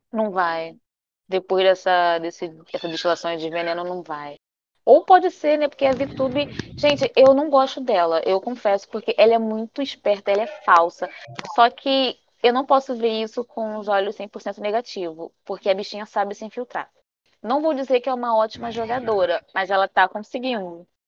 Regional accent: Rio de Janeiro, Brazil; also born or lived in Maranhão; Eu sou uma carioca falsa, já admito aqui, né? Porque, na verdade, eu sou maranhense, mas fui criada no Rio de Janeiro

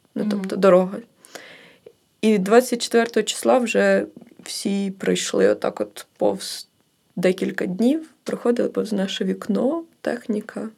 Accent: Kherson Oblast, Ukraine; moved away as an adult; also born or lived in Odesa; now in Kyiv, Ukraine; я з Херсонської області, з села

